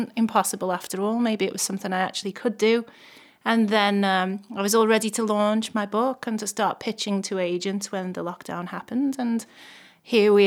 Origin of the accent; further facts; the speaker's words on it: Liverpool, North West England, United Kingdom; I come originally from Toxteth in Liverpool. Actually, the Dingle, to be more specific